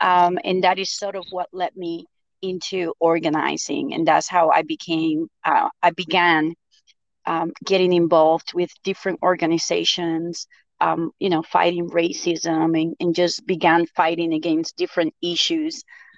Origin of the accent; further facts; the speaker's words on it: Bronx, New York, United States; also born or lived in Dominican Republic; I am an immigrant from the Dominican Republic. I migrated here when I was in middle school. I grew up in the Bronx and ended up leaving the Bronx when I was 19